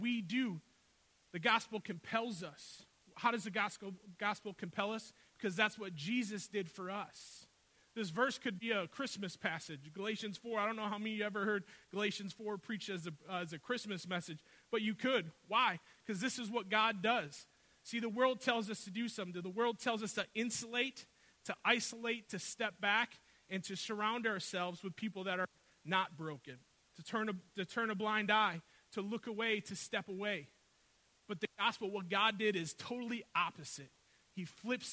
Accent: Milwaukee, Wisconsin, United States; I grew up on the north side of Milwaukee

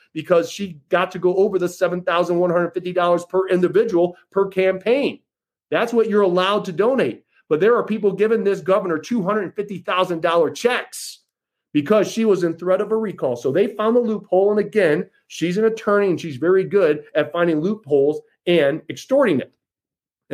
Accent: United States; as an American

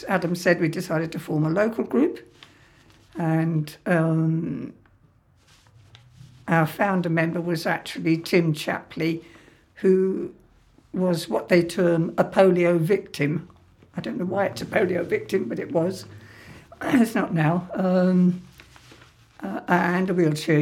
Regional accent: Harrow, London, United Kingdom; also born or lived in Kilburn; I was born in Harrow before the war. I went to a nursery school.

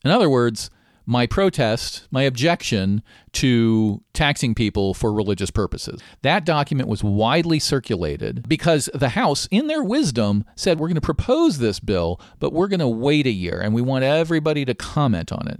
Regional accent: Maryland, United States; my home state of Maryland.

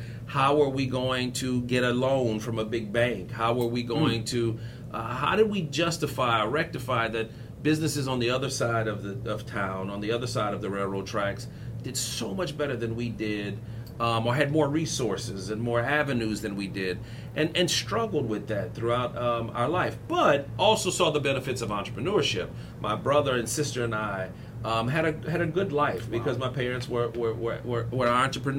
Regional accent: Lafayette, Louisiana, United States; also born or lived in Houston, Texas; Moved back to Lafayette where I started growing up and where we've spent most of my time.

